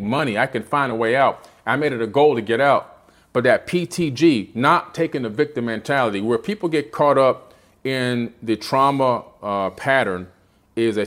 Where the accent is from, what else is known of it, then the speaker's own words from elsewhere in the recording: Miami, Florida, United States; also born or lived in Queens, New York; Growing up in Miami, being born in Queens, right out here in New York, right? Coming down to Miami at the age of 7